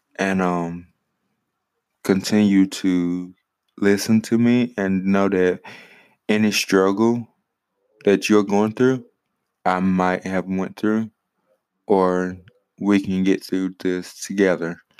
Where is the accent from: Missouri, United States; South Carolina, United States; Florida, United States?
South Carolina, United States; Greenwood; also born or lived in Richmond, Virginia / Saluda, South Carolina; now in Ninety Six, United States; I was born in Greenwood, South Carolina.